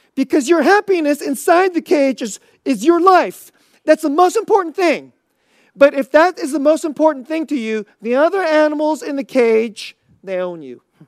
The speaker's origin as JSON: {"language": "English", "country": "United States", "said": "we Americans"}